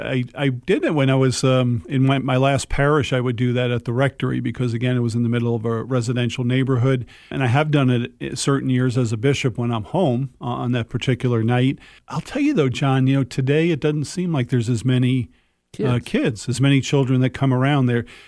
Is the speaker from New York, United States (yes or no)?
yes; New York, United States; we grew up on the South Shore of Long Island in a very residential area, and that was just a really traditional thing to do.